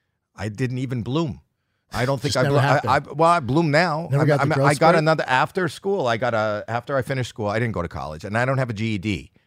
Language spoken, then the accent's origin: English; Toronto, Ontario, Canada; born or raised there